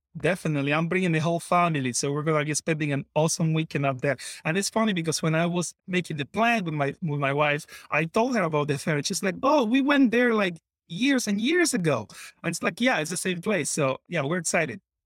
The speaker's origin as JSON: {"language": "English", "country": "Colombia", "tie": "born or raised there", "moved": "as an adult", "lives_now": "Wisconsin, United States", "said": "I grew up in Colombia, moved to Wisconsin"}